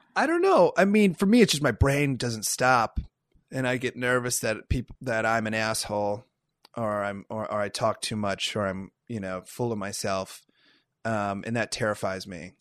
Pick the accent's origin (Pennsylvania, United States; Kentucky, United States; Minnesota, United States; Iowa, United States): Iowa, United States; moved away as an adult; now in Los Angeles, United States; I'm from Iowa